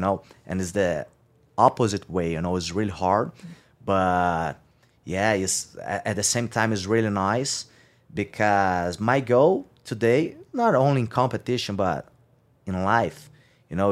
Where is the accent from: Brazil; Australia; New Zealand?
Brazil; São Carlos, São Paulo; I just grew up, uh, grew up in, uh, San Carlos. That's my hometown. It's two hours and a half from São Paulo by car